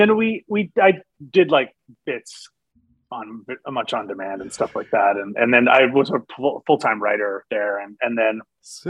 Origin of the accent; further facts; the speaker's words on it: Montreal, Quebec, Canada; I'm from Montreal, so I thought my French would be a lot better